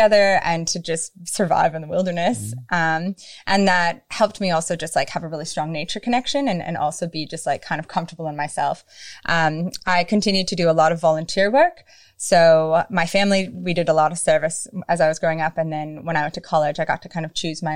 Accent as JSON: {"language": "English", "region": "Minnesota", "country": "United States", "tie": "born or raised there", "said": "I grew up in Minnesota, which is a state at the very top near Canada"}